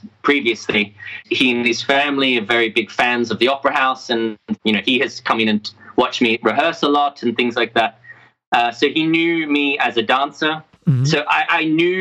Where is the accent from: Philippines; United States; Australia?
Australia; accent: Aussie; my Aussie accent came out really strong